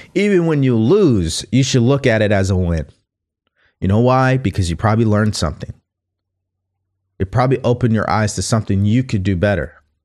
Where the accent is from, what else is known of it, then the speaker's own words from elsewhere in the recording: California, United States; also born or lived in Texas; I was from California